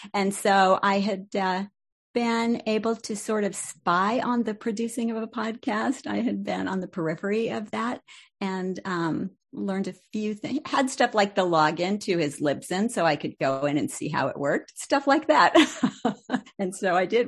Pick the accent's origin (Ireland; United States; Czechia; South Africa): United States; Salt Lake City, Utah; moved away as an adult; left Salt Lake